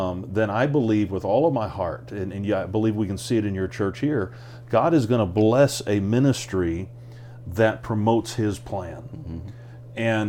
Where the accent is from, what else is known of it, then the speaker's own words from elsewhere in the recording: United States; moved away as an adult; I'm an American just like anybody else.